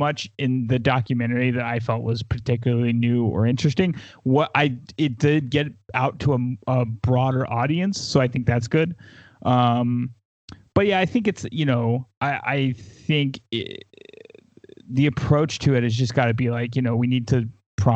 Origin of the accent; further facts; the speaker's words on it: the South, United States; I grew up in the South.